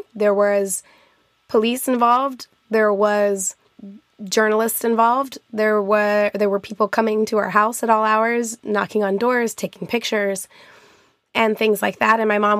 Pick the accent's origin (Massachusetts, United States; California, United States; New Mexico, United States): New Mexico, United States; Albuquerque; born there; Yeah, I was born in Albuquerque, New Mexico, and my grandparents both, my grandma still lives there in Estancia, New Mexico, which is a very rural part